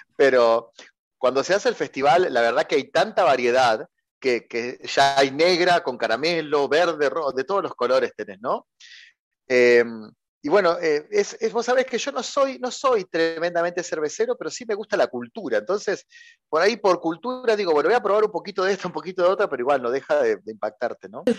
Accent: Santa Fe, Argentina; Yo soy de, una ciudad, eh, podríamos decir, marginal de la República Argentina, que se llama Santa Fe

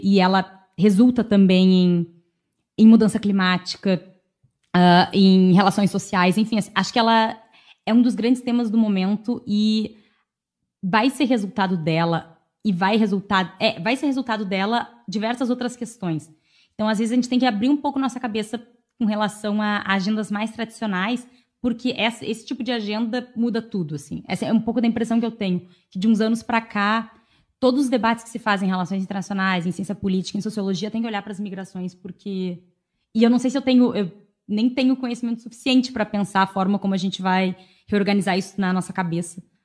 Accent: Brazil

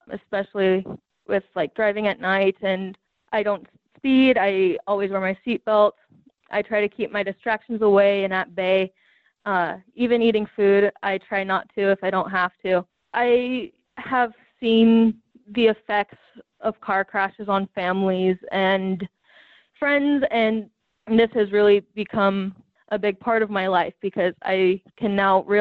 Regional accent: Wyoming, United States; I am from Wyoming

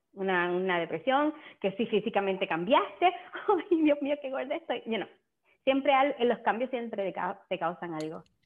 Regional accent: San Germán, Puerto Rico; yo soy de Puerto Rico también, de San Germán

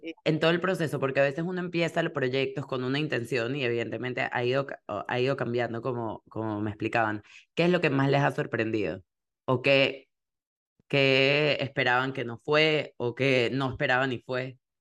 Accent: Venezuela; moved away; porque nosotros somos venezolanas

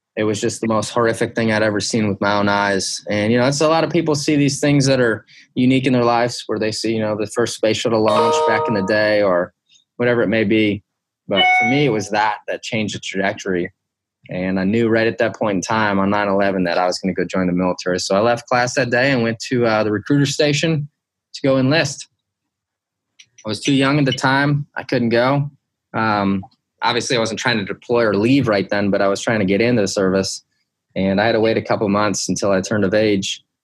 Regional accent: Detroit, Michigan, United States; I grew up in Detroit, Michigan, um, and then the outskirts, the suburbs of Detroit

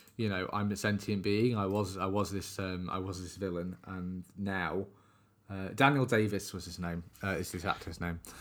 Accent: United Kingdom; us being British

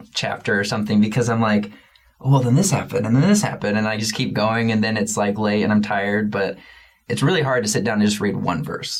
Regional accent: Oregon, United States; I'm from Oregon.

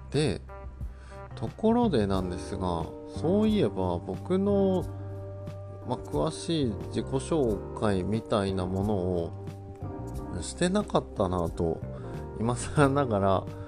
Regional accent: Kawanishi, Yamagata, Japan; also born or lived in Sendai, Japan / Tokyo, Japan / Kobe, Japan; 子供の頃は、当然、あの、川西町でたくさん遊んではいた

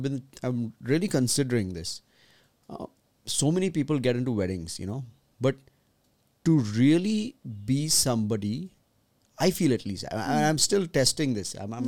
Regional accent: Mumbai, Maharashtra, India; It reminds me of Bombay. I'm from Bombay, kind of.

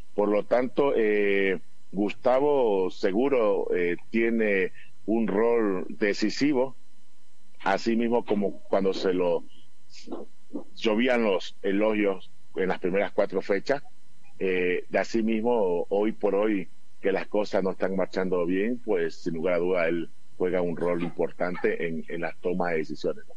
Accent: Ecuador; Como todo ecuatoriano

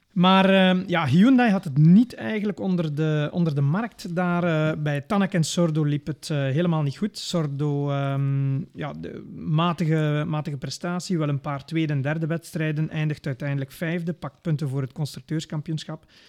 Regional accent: Belgium

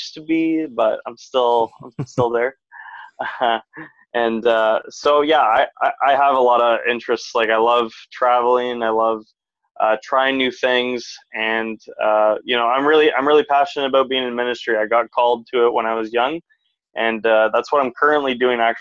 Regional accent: Ottawa, Ontario, Canada; moved away as an adult; I grew up in Ottawa

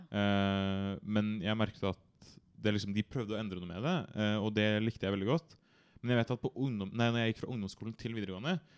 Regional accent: Bærum, Akershus, Norway; jeg kommer fra Bærum.

